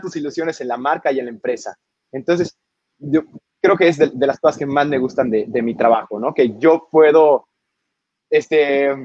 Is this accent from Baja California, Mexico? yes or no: no; Yucatán, Mexico; also born or lived in Edinburgh; mi tierra, nuestra tierra